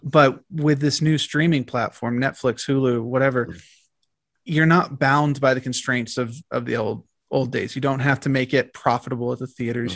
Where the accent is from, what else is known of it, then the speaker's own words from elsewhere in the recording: Arlington, Virginia, United States; also born or lived in Washington, D.C.; I grew up in Arlington